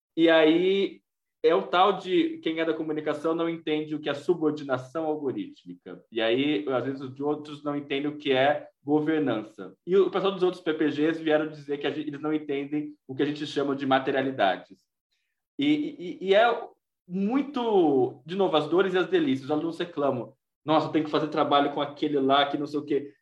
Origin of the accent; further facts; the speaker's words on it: Brazil; nós, brasileiros